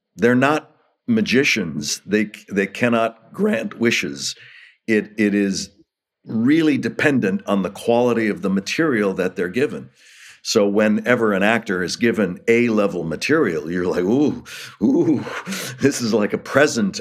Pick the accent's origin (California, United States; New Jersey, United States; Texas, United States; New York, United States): California, United States; Los Angeles; also born or lived in Hollywood; I was born in Hollywood, raised in Los Angeles